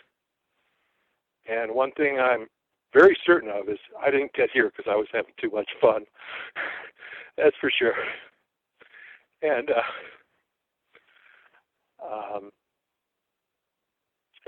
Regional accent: Chicago, Illinois, United States; I was born and raised in the Chicago area in the suburbs

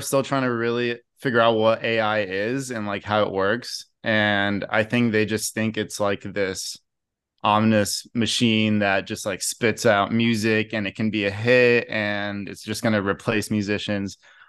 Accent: Brazil; So actually was born and raised in Brazil, grew up there. So that was kind of a big part of like our culture, is just Sunday barbecues.

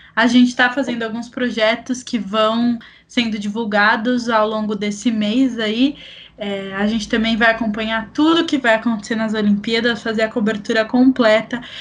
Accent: Brazil; A gente é brasileiro

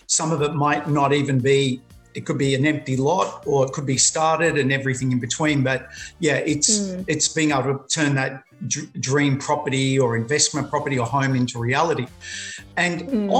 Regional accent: Melbourne, Victoria, Australia; also born or lived in Sydney; now in Queensland, Australia; I'm originally from Melbourne

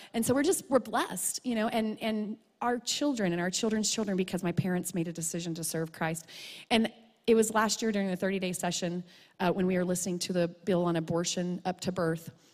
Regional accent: Truth or Consequences, New Mexico, United States; moved away as an adult; Truth or Consequences back to my hometown

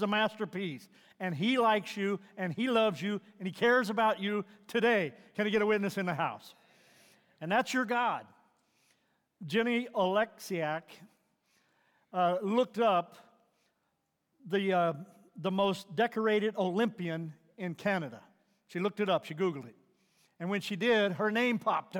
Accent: Missouri, United States; moved away; I grew up in Missouri, and growing up there

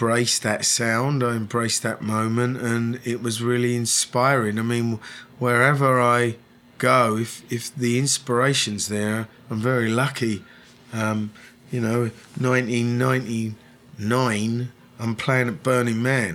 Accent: London, United Kingdom; moved away as an adult; now in Los Angeles, United States; I was born in London, I'd certainly say, you know, I feel that I'll be here for the rest of my life

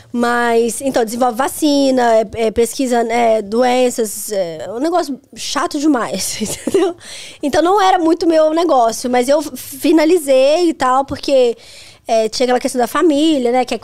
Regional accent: Belo Horizonte, Minas Gerais, Brazil; Hospital de Belo Horizonte que eu nasci.

